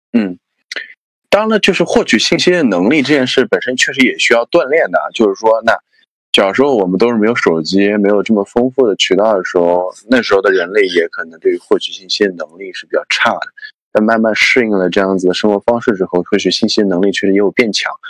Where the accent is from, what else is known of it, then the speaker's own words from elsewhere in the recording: Anhui, China; 我是安徽人嘛，所以我们都，都是不分的